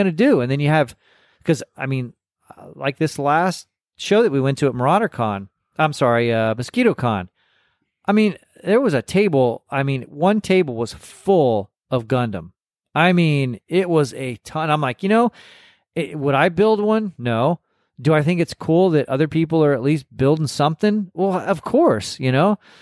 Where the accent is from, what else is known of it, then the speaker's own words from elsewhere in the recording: Corpus Christi, Texas, United States; accent: Texas; I grew up in, in South Texas and going to hobby shows and, and working on models. And I mean, I, I'm from Corpus Christi.